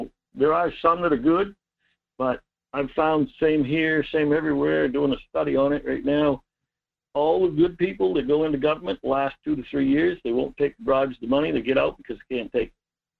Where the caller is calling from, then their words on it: Homer, Maine, United States; from Homer.